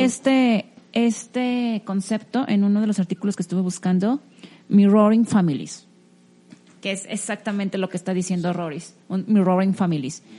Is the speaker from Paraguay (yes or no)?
no; Mexico; uno como mexicano